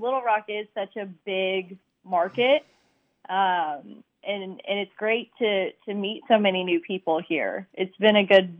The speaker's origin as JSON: {"language": "English", "town": "Houston", "region": "Texas", "country": "United States", "tie": "born or raised there", "moved": "as an adult", "lives_now": "Fayetteville, United States", "said": "So I grew up in Houston. I worked for 2 years out in West Texas, and then I moved to Fayetteville, Arkansas. So I've been here for a little over a year now"}